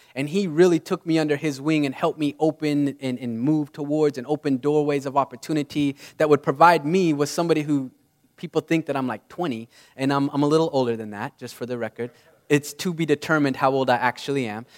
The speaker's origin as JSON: {"language": "English", "region": "Utah", "country": "United States", "tie": "born or raised there", "said": "I grew up in Utah"}